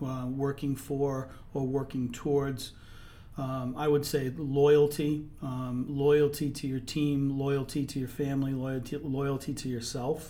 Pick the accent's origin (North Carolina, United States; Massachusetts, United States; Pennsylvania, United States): Massachusetts, United States; Andover; also born or lived in Boston / Vermont / Albany, New York; I grew up in the Merrimack Valley, born in Boston, but my folks moved up to the Merrimack Valley. I grew up in Andover, graduated from Andover High School.